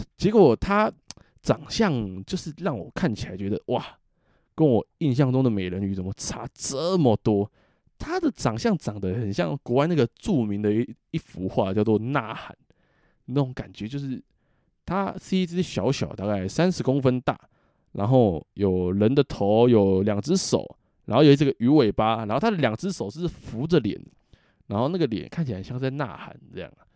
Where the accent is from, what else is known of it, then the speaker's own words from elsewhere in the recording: Taiwan; 我们台湾人的处境